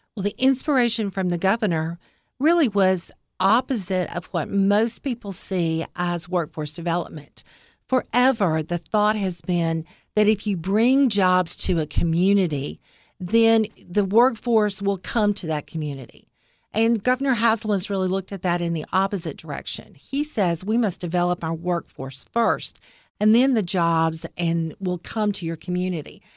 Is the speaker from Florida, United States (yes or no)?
no; East Tennessee, United States; moved away as an adult; now in Cookeville, United States; So I'm from East Tennessee. So I'm an East Tennessee girl